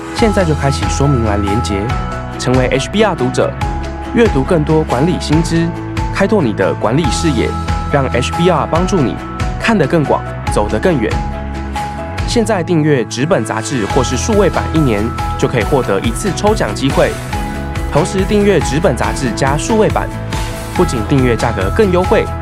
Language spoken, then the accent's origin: Chinese; Taiwan; 其实对我们台湾人